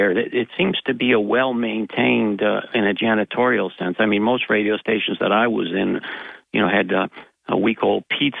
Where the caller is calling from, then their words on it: Binghamton, New York, United States; I'm calling from an igloo in Binghamton.